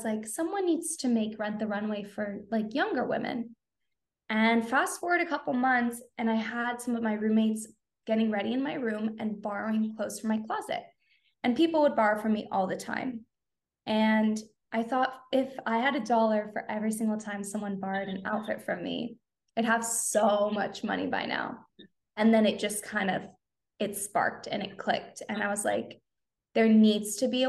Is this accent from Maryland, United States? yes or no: no; Southern California, United States; I am born and raised in Southern California